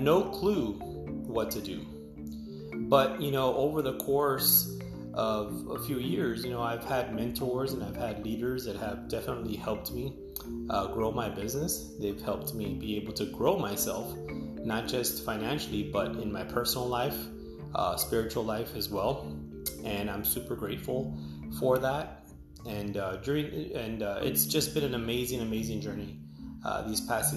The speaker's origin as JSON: {"language": "English", "town": "Edinburg", "region": "Texas", "country": "United States", "said": "I am from Edinburgh, Texas"}